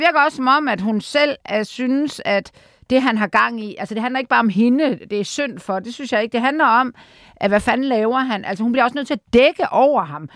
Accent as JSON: {"language": "Danish", "town": "Aarhus", "region": "Central Denmark Region", "country": "Denmark", "said": "jeg er jo fra Aarhus"}